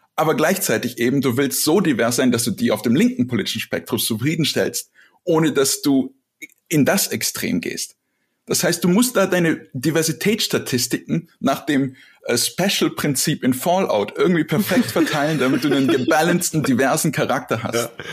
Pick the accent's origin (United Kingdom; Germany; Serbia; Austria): Serbia; moved away; ich bin aus Serbien